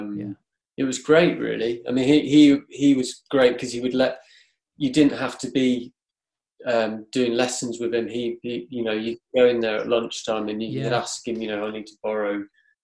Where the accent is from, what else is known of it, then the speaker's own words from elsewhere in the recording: Cornwall, South West England, United Kingdom; now in Manchester, United Kingdom; I grew up in Cornwall, right down the very end of Cornwall, like right near Land's End